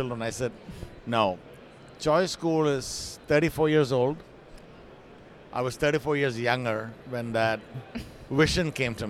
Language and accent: English; Kochi, Kerala, India; Cochin, my hometown